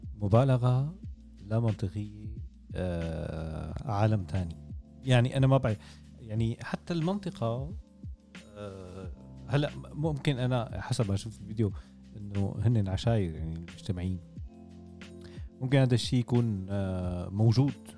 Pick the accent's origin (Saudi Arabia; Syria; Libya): Syria; Damascus, Damascus Governorate; عندنا بالشام